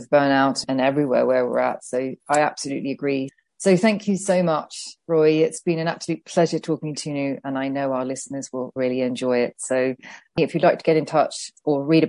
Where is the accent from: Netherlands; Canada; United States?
Netherlands; moved away; I'm from the Netherlands originally